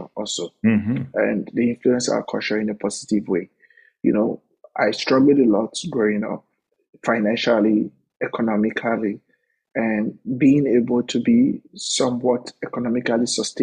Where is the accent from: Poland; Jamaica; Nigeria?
Nigeria; Warri, Delta; moved away as an adult; now in United States; I'm the first openly gay man from Nigeria